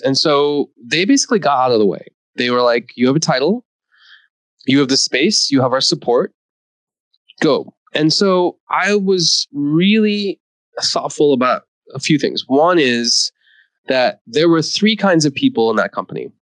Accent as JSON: {"language": "English", "country": "India", "tie": "born there", "said": "That I was born in India and I'm a son of an immigrant and I'm an immigrant story"}